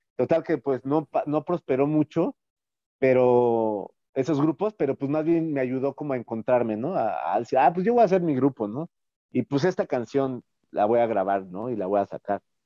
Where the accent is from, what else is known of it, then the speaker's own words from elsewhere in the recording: Mexico City, Mexico; como chilangos